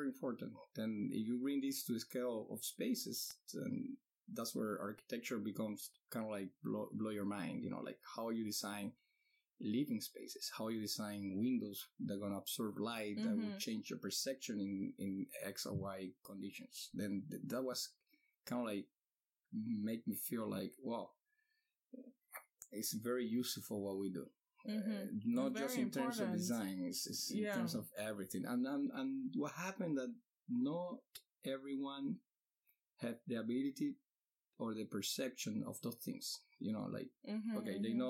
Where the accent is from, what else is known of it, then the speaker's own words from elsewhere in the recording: Cuba; now in Miami, United States; I'm from Cuba and 41 years old.